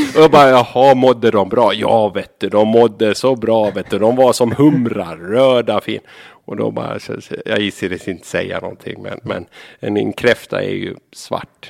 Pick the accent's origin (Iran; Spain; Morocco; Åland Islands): Åland Islands; Saltvik, Åland; also born or lived in Sweden; Jag växte upp i Saltvik, Ötkarby.